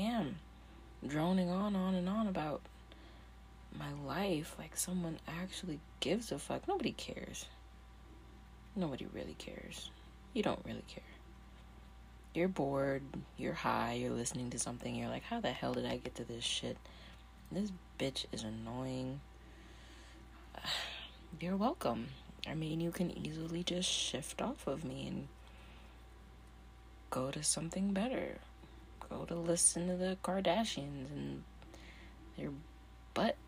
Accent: Skowhegan, Maine, United States; I was born in Maine. Skowhegan, Maine.

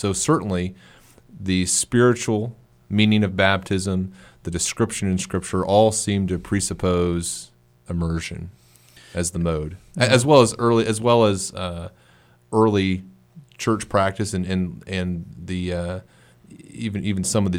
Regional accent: the South, United States; I'm from the South, so we have some different traditions down there.

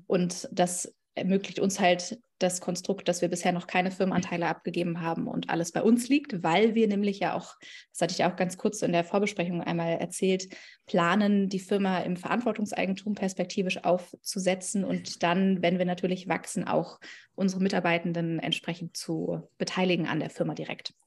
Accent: Berlin, Germany; komme ich aus Berlin

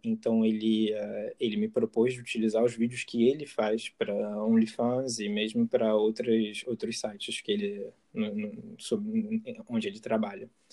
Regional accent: Rio de Janeiro, Brazil; accent: carioca; moved away as an adult; now in France; eu estou morando na França, mas eu, eu nasci no Rio de Janeiro e eu morei no Rio de Janeiro até meus 20 e poucos anos

